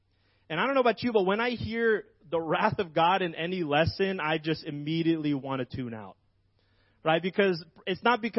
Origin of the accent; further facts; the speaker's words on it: Philippines; moved away; I'm an immigrant from the Philippines.